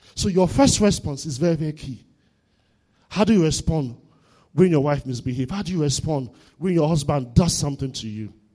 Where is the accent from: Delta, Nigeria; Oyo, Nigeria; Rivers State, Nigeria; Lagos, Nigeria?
Delta, Nigeria; Warri; I grew up in Warri.